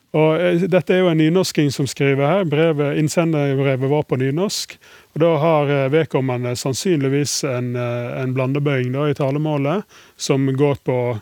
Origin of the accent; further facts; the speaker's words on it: Kaupanger, Vestland, Norway; Jeg er jo fra Kopanger. Ja. Det ligger veldig nært Sogndal.